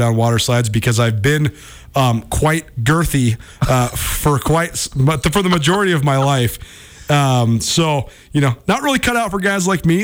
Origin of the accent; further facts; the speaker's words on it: Missoula, Montana, United States; It's great growing up in Montana. That's why we love living back here. I'm so happy to be back in my hometown